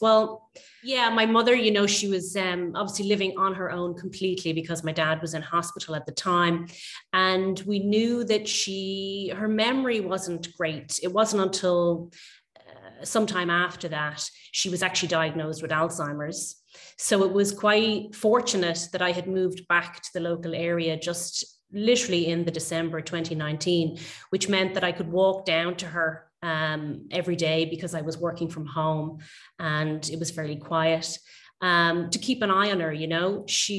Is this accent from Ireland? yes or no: yes; Dublin, Leinster, Ireland; I'm a photographer from Dublin in Ireland. I'm mainly focused on photographing my local area where I grew up.